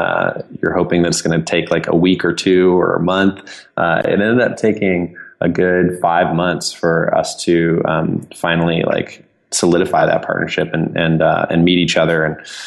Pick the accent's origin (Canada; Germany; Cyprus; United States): United States; California; My personal story is I grew up in Southern California. My mother's family came from Iran after the revolution there.